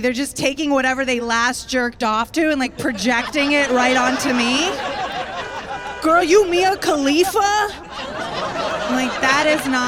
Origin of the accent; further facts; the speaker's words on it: Tampa, Florida, United States; now in Brooklyn, United States; I am originally from Tampa, Florida